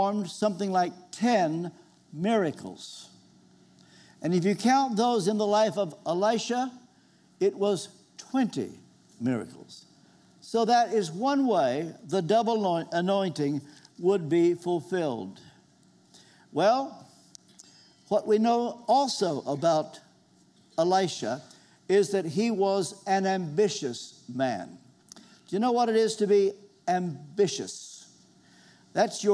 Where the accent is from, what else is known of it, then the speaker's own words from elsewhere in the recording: Kentucky, United States; moved away; I come from the hills of Kentucky